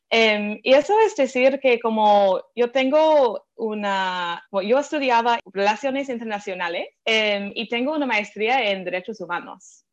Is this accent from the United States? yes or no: yes; Philadelphia, Pennsylvania, United States; Spanish is a second language; moved away as an adult; also born or lived in San Francisco; tengo un acento un poco diferente, es que soy estadounidense, crecí en Filadelfia